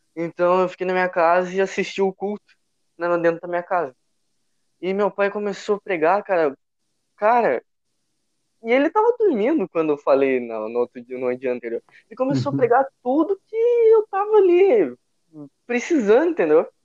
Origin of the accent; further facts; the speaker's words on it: São Leopoldo, Rio Grande do Sul, Brazil; sou gaúcho e uh, sou de São Leopoldo, Rio Grande do Sul, Grande Porto Alegre